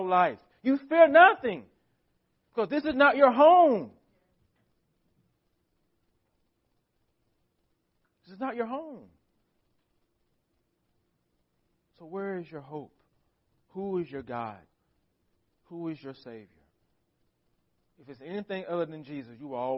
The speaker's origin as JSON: {"language": "English", "country": "United States", "said": "As American Christians"}